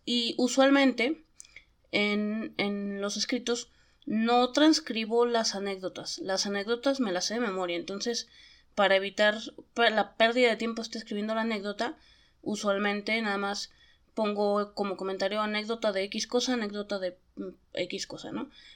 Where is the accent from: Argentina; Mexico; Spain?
Mexico; Jalisco; yo soy de Jalisco